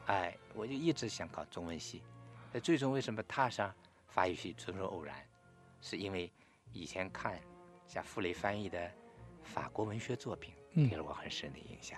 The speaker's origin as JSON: {"language": "Chinese", "town": "Fenghua", "region": "Zhejiang", "country": "China", "tie": "born or raised there", "moved": "as an adult", "said": "我的头十八年都是在浙江凤凰一个叫夏城村的一个大村里，所以我父亲是小学校长、小学老师，我自己是在农村长大的"}